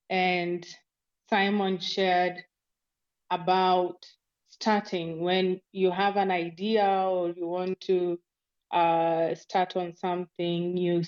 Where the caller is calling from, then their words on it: Nairobi, Kenya; This is Lavenda. I'm speaking from Nairobi, Kenya.